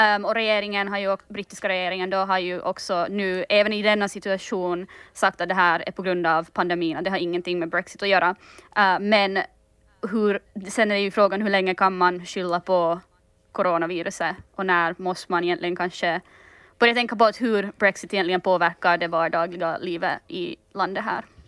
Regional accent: Finland; now in London, United Kingdom; jag är ju finländare

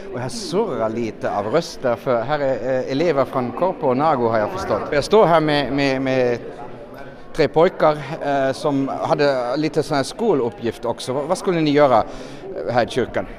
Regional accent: Germany; Swedish is a second language; now in Finland; jag är katolsk och har vuxit upp med pilgrimsvandringar och vallfärder. Det hör lite till där varifrån jag kommer. Uh, jag är hemma från Tyskland

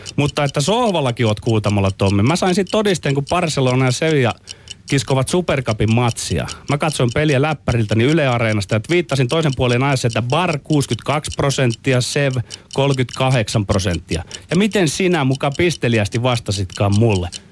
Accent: Ostrobothnia, Finland; meillä Pohjanmaalla

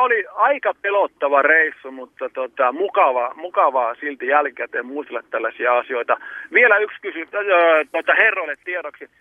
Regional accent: Kontiomäki, Kainuu, Finland; now in Tuusula, Finland; Tosiaan soittelen Tuusulasta, mutta mä oon kotoisin kyllä perinteikkäältä rautatie paikkakunnalta Kontiomäki.

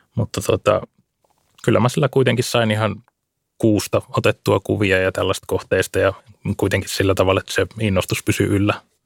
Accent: Lohja, Uusimaa, Finland; Mä kasvoin tuolla Lohjalla tuolla vähän enemmän maaseudun puolella

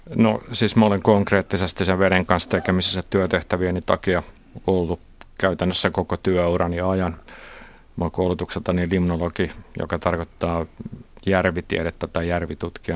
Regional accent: Kotka, Kymenlaakso, Finland; mä oon Kotkasta kotosi, jossa Kymijoen varrella

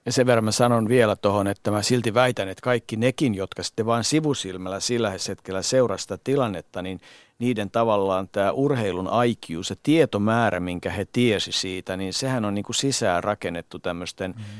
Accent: Finland; Mä sanoin, että Suomesta.

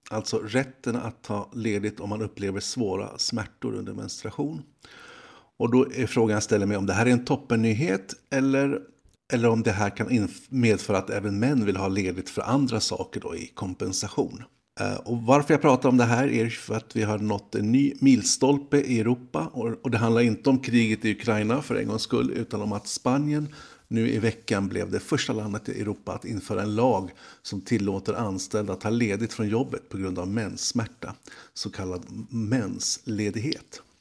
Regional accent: Sweden; Jag är så trött som svensk. Som svensk så säger man alltid hej hej, tack tack.

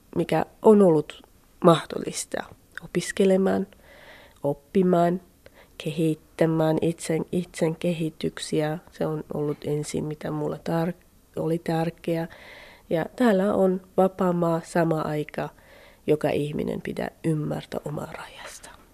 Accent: Iran; Finnish is a second language; moved away as an adult; now in Finland; mä itse lähtin Iranista kurdien kaupungissa

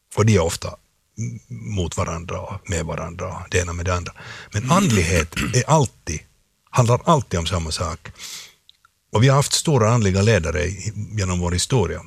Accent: Finland; jag är en finlandssvensk eh, skådespelare

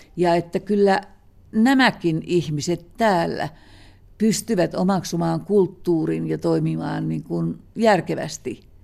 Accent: Kainuu, Finland; me molemmat olemme kainuulaisia

